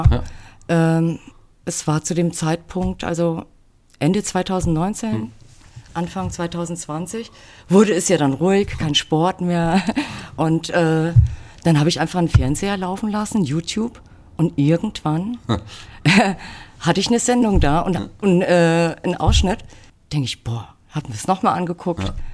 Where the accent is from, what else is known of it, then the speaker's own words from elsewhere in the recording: Großenlüder, Hesse, Germany; also born or lived in Fulda; Also ich bin in Fulda geboren und in Großenlüder Müs